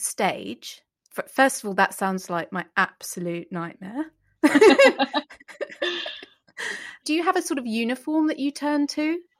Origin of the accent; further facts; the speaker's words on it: Denmark; I'm from Denmark. That's a hippo on my chest. Let's go.